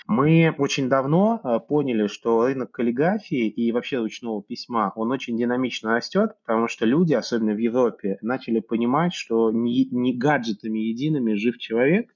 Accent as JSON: {"language": "Russian", "town": "Tashkent", "country": "Uzbekistan", "tie": "born or raised there", "also_born_or_lived": "Russia / United States", "moved": "as an adult", "lives_now": "The Hague, Netherlands", "said": "Я вообще родился в Узбекистане, в Ташкенте"}